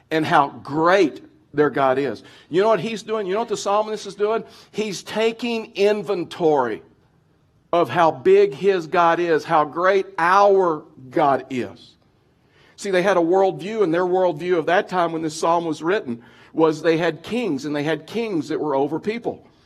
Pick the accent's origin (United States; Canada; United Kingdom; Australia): United States; Texas; now in Colorado, United States; I've been in Colorado, moved from Texas. You probably didn't realize that. I've lost my accent or working on it.